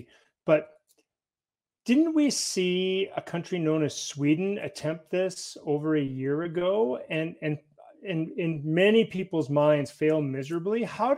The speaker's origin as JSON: {"language": "English", "country": "Canada", "said": "Well, it can't happen here because we're Canadian."}